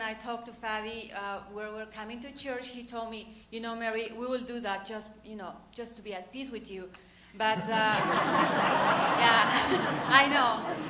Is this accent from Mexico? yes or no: yes; Mexico; English is a second language; moved away as an adult; when I came from Mexico, I was just like, I became Christian like 6 months before or 1 year before, something like that.